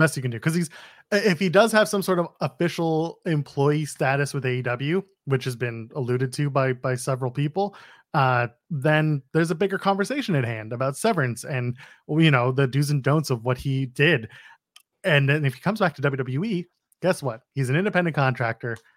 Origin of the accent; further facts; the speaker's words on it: Canada; we're Canadian